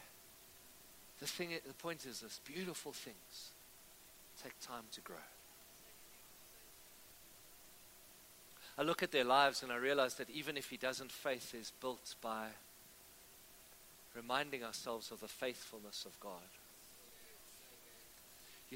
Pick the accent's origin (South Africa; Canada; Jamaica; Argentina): South Africa; Cape Town, Western Cape; I grew up in Cape Town